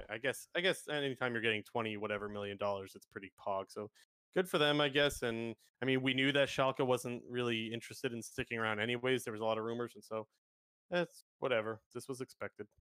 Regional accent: Canada; I'm Canadian

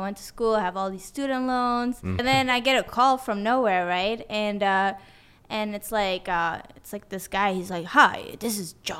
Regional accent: Sweden; born or raised there; English is a second language; moved away; also born or lived in Tehran, Iran / San Diego, United States

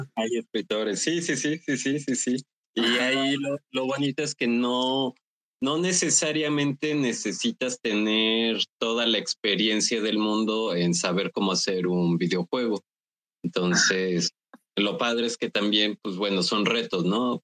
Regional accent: Mexico

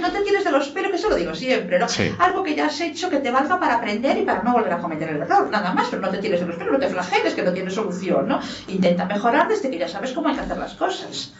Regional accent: Lugo, Galicia, Spain; soy gallego, estoy orgullosa de ser española

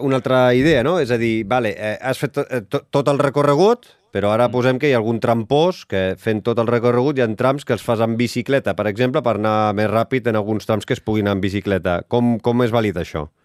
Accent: Sabadell, Catalonia, Spain; sóc de Sabadell

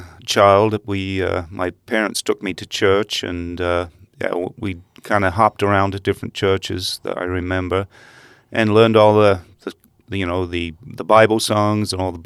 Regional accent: England, United Kingdom; I did, and it's very strange.

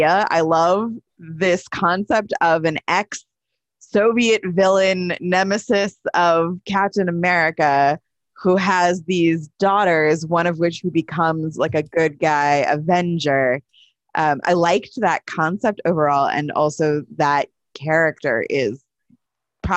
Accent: United States; an American actor type person

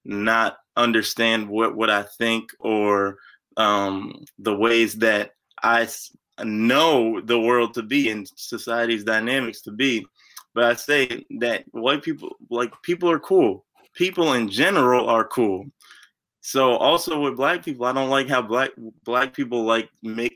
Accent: Pleasant Valley, New York, United States; I grew up in Pleasant Valley. I still live in Pleasant Valley with my parents, but Pleasant Valley is right outside of Poughkeepsie

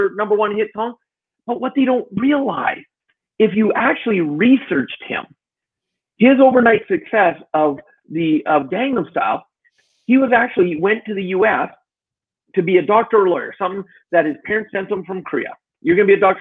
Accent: Alberta, Canada; also born or lived in Edmonton, Canada / Calgary, Canada; I grew up a lot in Alberta, which is where I live now

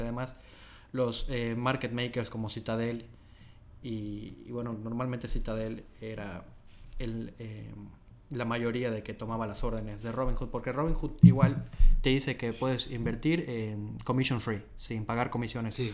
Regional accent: Mérida, Yucatán, Mexico; moved away as an adult; now in Dublin, Ireland; Yo soy este, de Mérida, de Yucatán, en México. Y bueno, aquí vine a Dublín hace ya que son año y medio casi

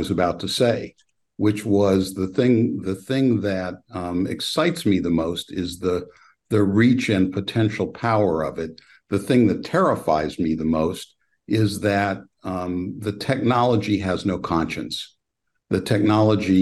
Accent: Petaluma, California, United States; I was actually born in Petaluma, California

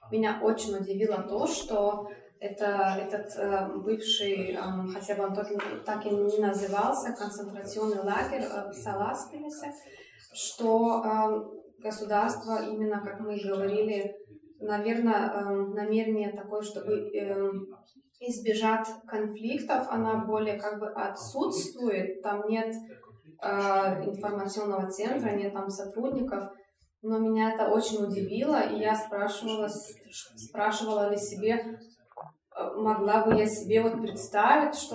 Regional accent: Lithuania; так как я из Литвы

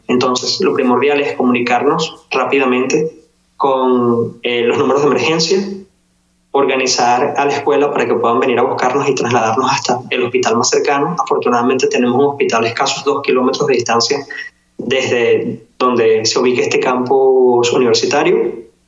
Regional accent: Venezuela; now in Wuhan, China; En Wuhan somos seis venezolanos

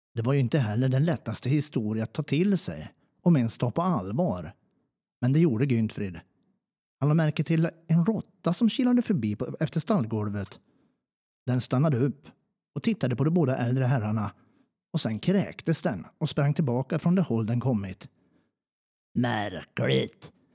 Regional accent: Njutånger, Gävleborg County, Sweden; accent: Hälsingemål; jag är från Njutånger

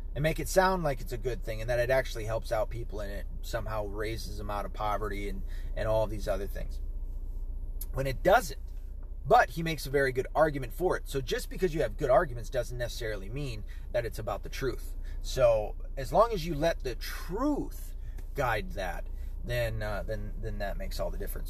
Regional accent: Tennessee, United States; moved away; I'm from Tennessee.

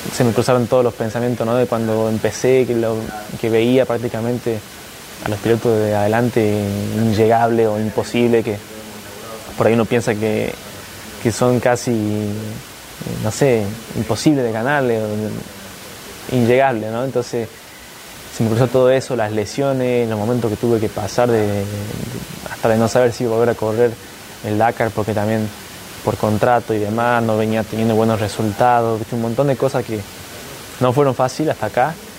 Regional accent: Argentina; el primer argentino campeón del mundo

